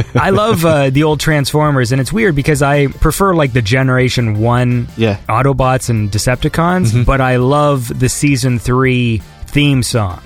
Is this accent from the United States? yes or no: no; Canada; I'm Canadian